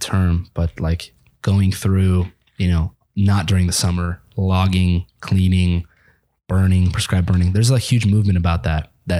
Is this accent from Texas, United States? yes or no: no; Spokane, Washington, United States; born and raised in Spokane.